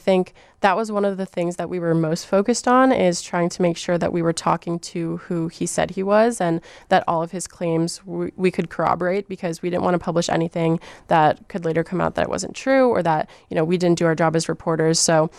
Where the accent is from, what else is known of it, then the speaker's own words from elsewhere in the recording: Miami, Florida, United States; now in Chicago, United States; Miami, Florida.